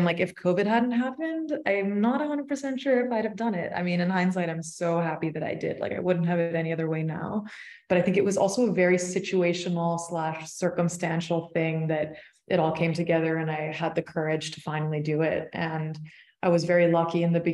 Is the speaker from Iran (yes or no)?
no; Toronto, Ontario, Canada; moved away as an adult; also born or lived in London; I initially left Toronto when I was like, just when I finished high school, when I was like 18